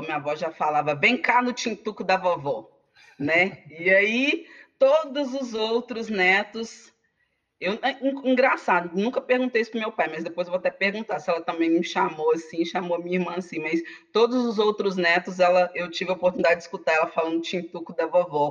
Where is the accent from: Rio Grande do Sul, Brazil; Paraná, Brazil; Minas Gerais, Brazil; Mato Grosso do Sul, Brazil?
Minas Gerais, Brazil; Contagem; also born or lived in Betim; eu sou sou de Contagem, sou Betim, região metropolitana